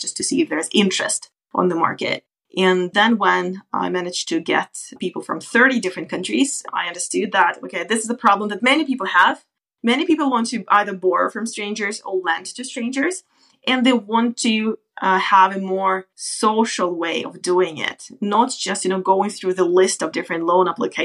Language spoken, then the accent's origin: English; Kazakhstan; moved away as an adult; also born or lived in United States / United Kingdom; now in Norway; I come from Kazakhstan originally. As of now, I've been living in Norway for about 10 years